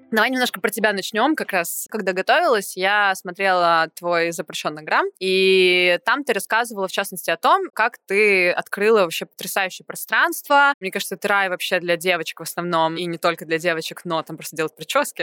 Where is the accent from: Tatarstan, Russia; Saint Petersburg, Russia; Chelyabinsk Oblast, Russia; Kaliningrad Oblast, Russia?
Saint Petersburg, Russia; я из Питера